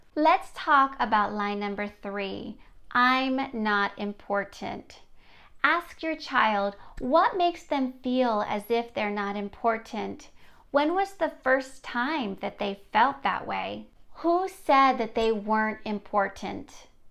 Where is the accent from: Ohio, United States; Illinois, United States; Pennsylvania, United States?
Pennsylvania, United States; near Gettysburg; I grew up near Gettysburg, Pennsylvania